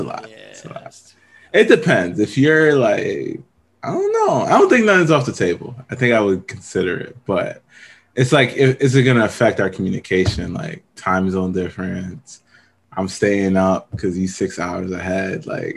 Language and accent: English; New York City, New York, United States; I'm from the Bronx. Nah, we in the Bronx, yo. We in the BX with it, yo.